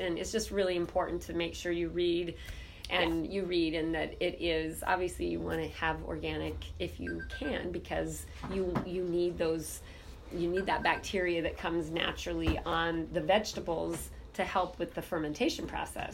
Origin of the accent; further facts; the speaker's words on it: Southeast Alaska, United States; I grew up in Southeast Alaska